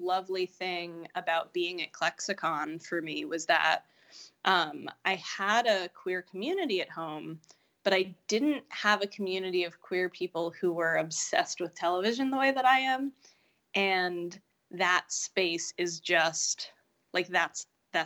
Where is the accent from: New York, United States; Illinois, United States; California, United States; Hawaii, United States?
New York, United States; New York City; I grew up in Greenwich Village, which is like the gayest neighborhood in New York City